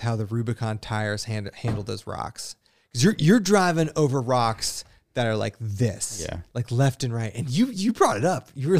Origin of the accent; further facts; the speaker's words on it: British Columbia, Canada; So I'm from the West Coast in BC.